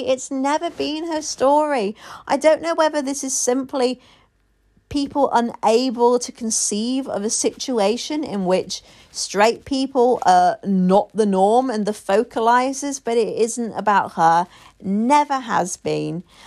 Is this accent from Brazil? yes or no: no; United Kingdom; I'm a Brit